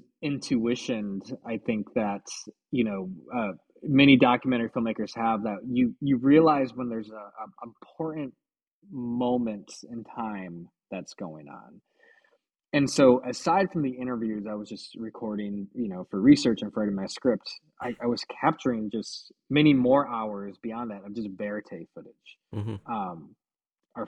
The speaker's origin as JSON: {"language": "English", "town": "Bad Axe", "region": "Michigan", "country": "United States", "tie": "born or raised there", "moved": "as an adult", "said": "I moved back home to my hometown of Bad X, Michigan"}